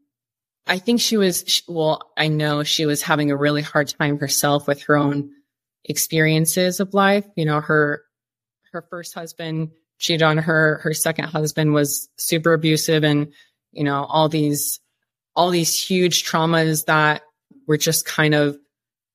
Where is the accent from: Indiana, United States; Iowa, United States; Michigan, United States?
Iowa, United States; moved away as an adult; also born or lived in Dallas, Texas / Colorado; I'm from Iowa. All we have is corn and cows and pastures. There's nothing taller than a house. At least from where I grew up